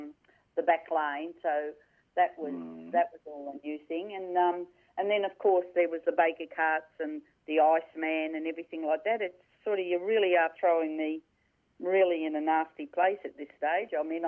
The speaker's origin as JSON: {"language": "English", "town": "Melbourne", "region": "Victoria", "country": "Australia", "tie": "born or raised there", "said": "I grew up in Brunswick for the first 4 years of my life, and then we moved out to the sticks, as often people had said, out to the Billy Orchard area of Heathmont, when it was just orchards and creeks."}